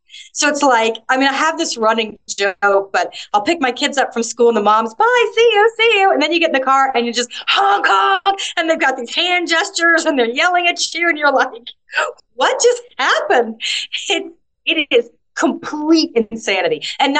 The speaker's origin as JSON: {"language": "English", "town": "Atlanta", "region": "Georgia", "country": "United States", "lives_now": "Malta", "said": "You know, it's like, I come from Atlanta. 20 minutes? It's just nothing."}